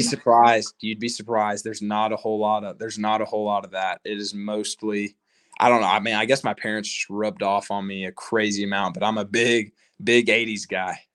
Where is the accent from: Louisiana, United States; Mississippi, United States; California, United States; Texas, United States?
Texas, United States; Lubbock; growing up in Lubbock